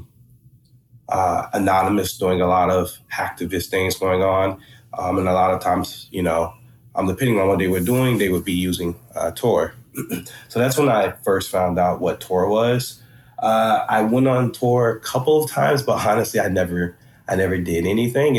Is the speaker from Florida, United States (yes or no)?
yes; Florida, United States; moved away as an adult; also born or lived in Georgia; now in Atlanta, United States; I'm originally from Florida. And I was doing high school in Georgia, then moved back to Florida, finished high school there